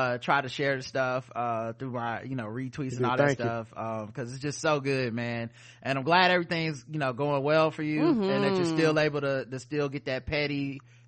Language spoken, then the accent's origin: English; the South, United States; accent: southern; my southern accent